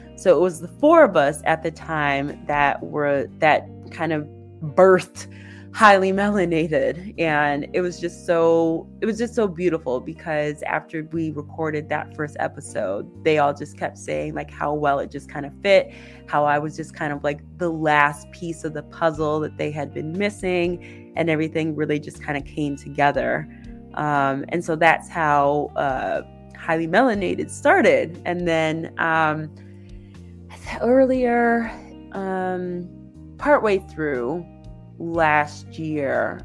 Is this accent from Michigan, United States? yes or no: yes; Ypsilanti, Michigan, United States; I'm from Ypsilanti, Michigan